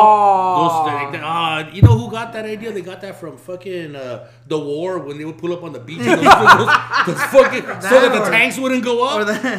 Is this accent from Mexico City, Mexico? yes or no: no; Ensenada, Baja California, Mexico; born there; I was born in Ensenada, Mañadero.